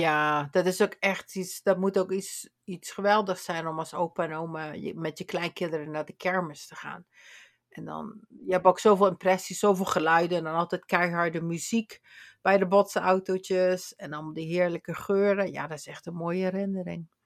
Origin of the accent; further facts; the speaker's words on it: Limburg, Netherlands; Ik kom uit Limburg